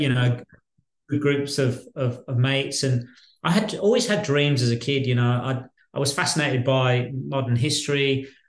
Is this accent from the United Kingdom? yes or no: yes; Birmingham, West Midlands, United Kingdom; now in Australia; I was born in Birmingham, in central Birmingham, in the West Midlands, and um, at a, at a very young age, my parents took uh, the decision to to move out of central Birmingham